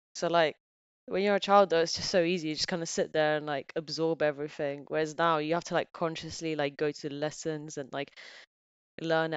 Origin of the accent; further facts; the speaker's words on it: Bulgaria; also born or lived in England; now in United Kingdom; my family's back there